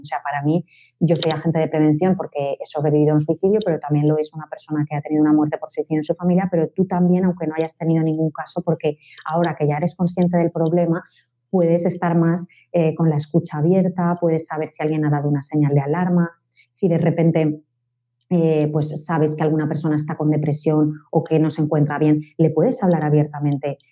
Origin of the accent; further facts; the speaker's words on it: Valencia, Valencian Community, Spain; yo soy de Valencia